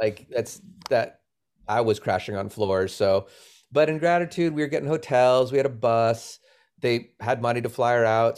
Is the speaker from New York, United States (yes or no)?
no; Boston, Massachusetts, United States; moved away as an adult; also born or lived in Los Angeles / Sacramento; I grew up in Boston.